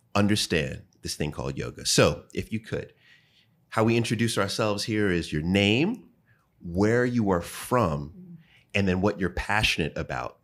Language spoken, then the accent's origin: English; New York, United States; I'm from New York